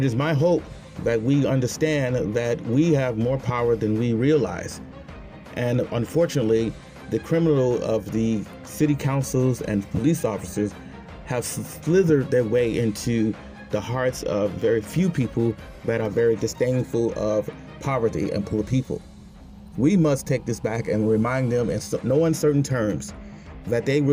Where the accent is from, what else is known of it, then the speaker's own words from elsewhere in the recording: Chicago, Illinois, United States; my hometown, Chicago